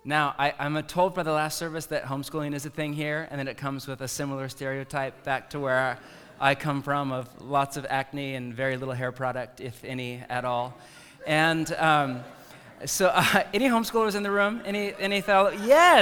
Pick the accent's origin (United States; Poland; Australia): United States; Bay Area, California; moved away; I grew up in the Bay Area of California